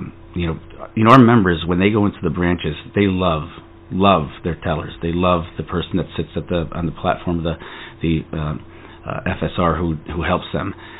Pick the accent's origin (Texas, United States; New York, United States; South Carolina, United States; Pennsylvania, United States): New York, United States; between Albany and Utica, upstate; moved away as an adult; also born or lived in New Jersey; I grew up in a very rural area, farmland of upstate New York in between Albany and Utica